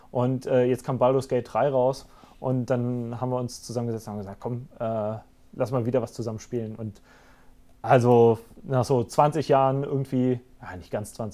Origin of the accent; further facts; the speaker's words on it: Rhineland-Palatinate, Germany; meine Heimat ist und bleibt die Vulkaneifel.